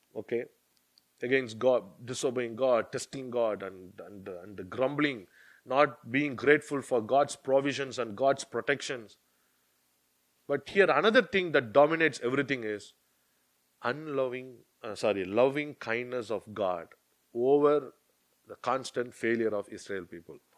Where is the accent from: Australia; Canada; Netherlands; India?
India; now in United Kingdom; I'm from India, I know only that culture